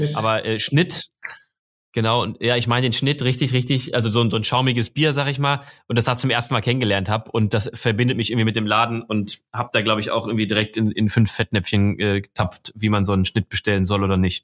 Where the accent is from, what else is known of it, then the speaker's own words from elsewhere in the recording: Marburg, Hesse, Germany; moved away; ich bin ja gebürtiger Hesse, zwar jetzt nicht aus Frankfurt, sondern aus Marburg, ein bisschen weiter nördlich